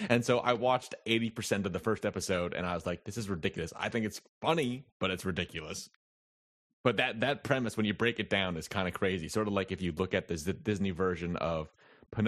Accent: Canada; I'm Canadian

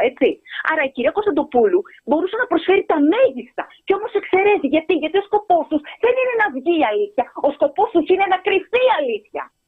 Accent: Greece; σαν Ελληνίδα πολίτη που, που, ξέρω εγώ, ε, έχω και μια εμπειρία γιατί ζω στην Ελλάδα

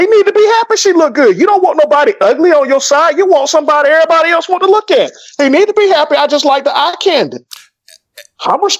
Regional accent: the South, United States; I'm from the South.

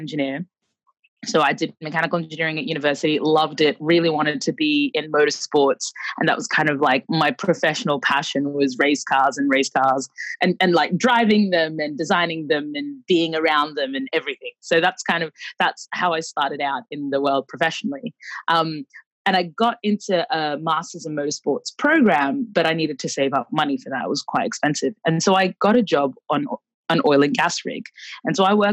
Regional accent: Brisbane, Queensland, Australia; also born or lived in Khartoum, Sudan; I was born in Khartoum, the capital of Sudan. And my family moved to Australia when I was about a year and a half, almost two. And we moved to Brisbane, Australia.

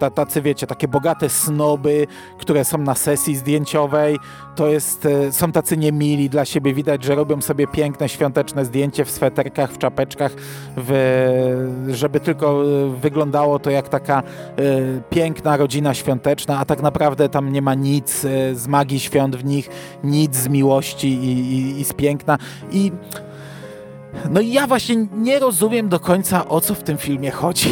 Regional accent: Chełm, Lublin Voivodeship, Poland; u mnie w Hełmie zawsze stawiano pięć choinek złożonych w jedną

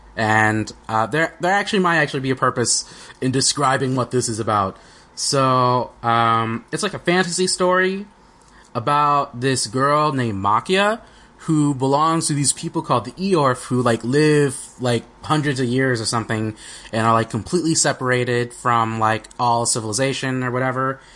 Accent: United States; we're American

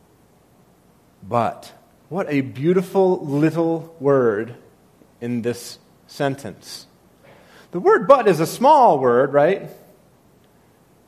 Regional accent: New England, United States; I come from New England where, you know, sarcasm is like a spiritual gift

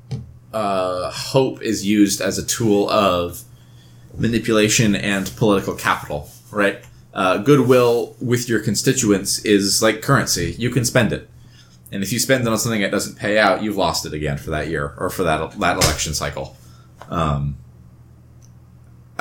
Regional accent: United States; homegrown American boys like we are

